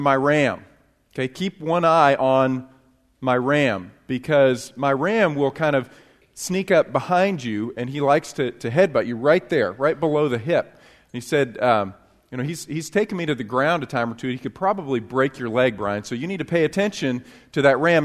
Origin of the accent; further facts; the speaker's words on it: upstate New York, United States; now in Texas, United States; I actually grew up in, uh, New York. I got it. Uh, but it was upstate New York, not New York City